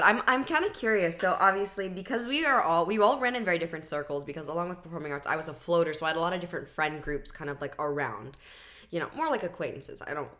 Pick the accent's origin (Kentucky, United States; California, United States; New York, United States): California, United States; Can you tell we're from California?